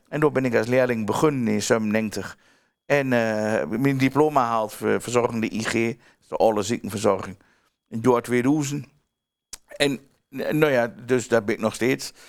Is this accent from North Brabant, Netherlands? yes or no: no; Twente, Overijssel, Netherlands; accent: Twents